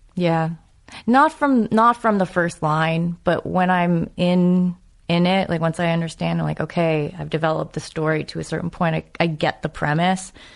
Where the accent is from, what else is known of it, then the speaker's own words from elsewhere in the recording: New England, United States; I'm from New England